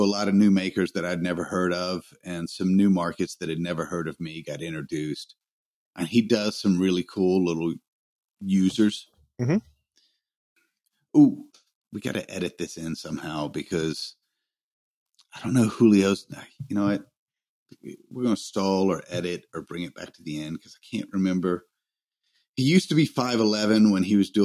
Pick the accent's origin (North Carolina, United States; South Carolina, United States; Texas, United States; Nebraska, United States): South Carolina, United States; Greenville; they were at my hometown while I was in Salt Lake.